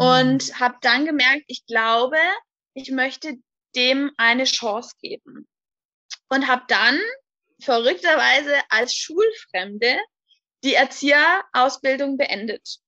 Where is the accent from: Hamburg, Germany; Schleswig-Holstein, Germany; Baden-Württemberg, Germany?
Baden-Württemberg, Germany; High Rhine, on the Swiss border; Ich komme vom schönen Hochrhein an der Schweizer Grenze